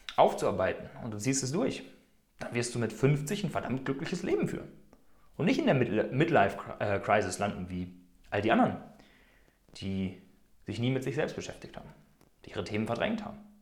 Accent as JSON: {"language": "German", "country": "Germany", "moved": "as an adult", "lives_now": "Switzerland", "said": "Ich bin vor einigen Jahren aus Deutschland ausgewandert"}